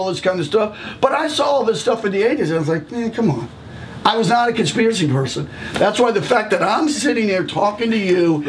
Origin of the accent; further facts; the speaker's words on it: Annandale, Virginia, United States; I was born at Fairfax Hospital. I grew up in Annandale, graduated from Annandale High School.